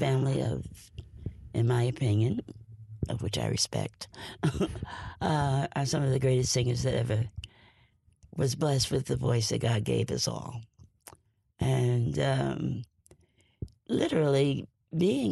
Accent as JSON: {"language": "English", "town": "East Orange", "region": "New Jersey", "country": "United States", "tie": "born or raised there", "said": "I was born and raised in East Orange, New Jersey."}